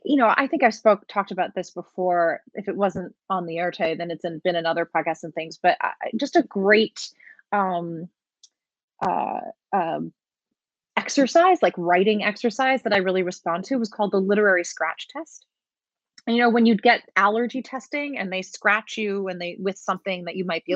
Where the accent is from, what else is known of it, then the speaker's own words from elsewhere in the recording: New York City, New York, United States; I grew up in Brooklyn